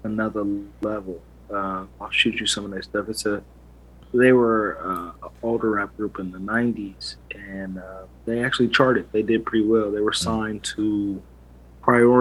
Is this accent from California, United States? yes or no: yes; Los Angeles, California, United States; also born or lived in Inglewood, California; I'm from LA. I'm LA, born and raised